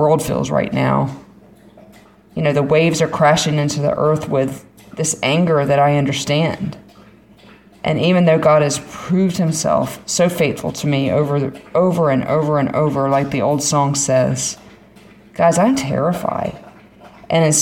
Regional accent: Florida, United States; I'm from Florida

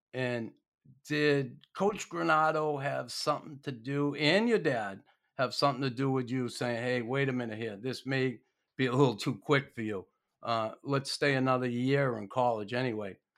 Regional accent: United States; now in Montreal, Canada; being an American

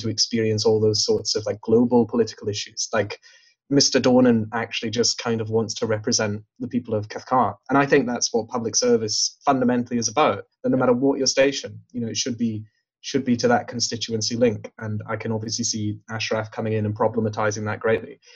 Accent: Glasgow, Scotland, United Kingdom; I grew up in the South Side.

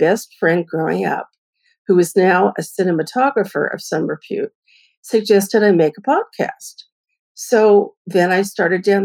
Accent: Bay Area, California, United States; I'm from the Bay Area

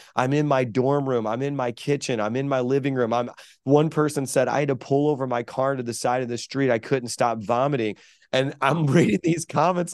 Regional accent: Chicago, Illinois, United States; now in New York, United States; I was raised in South Chicago

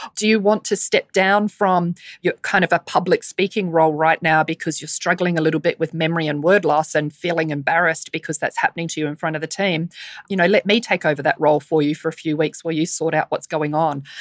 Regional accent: New Zealand; accent: Kiwi; now in Sydney, Australia; my Kiwi accent

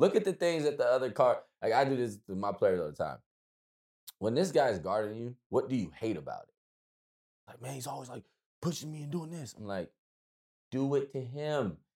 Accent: United States; we're American

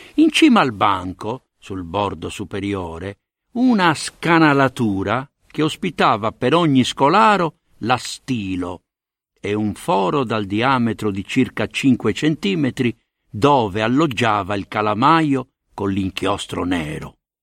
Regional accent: Sardinia, Italy; accent: Sardinian; also born or lived in Sicily; ero Usardignolu, anche se portavo un cognome siciliano, e il mio accento e il mio orgoglio erano palesemente sardi

